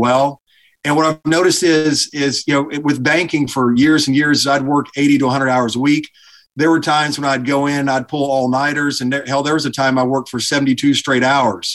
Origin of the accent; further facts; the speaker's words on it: Alabama, United States; Grew up in Alabama